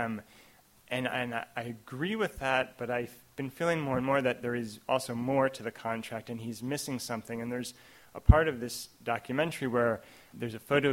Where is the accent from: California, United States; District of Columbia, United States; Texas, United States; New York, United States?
New York, United States; New York City suburbs, United States; I was born in New York City. I grew up mainly in the suburbs